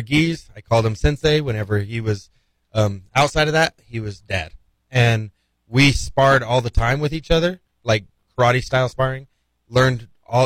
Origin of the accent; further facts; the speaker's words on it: Playas, New Mexico, United States; now in Las Cruces, United States; At the community center in Playas. So my hometown had 1,000 people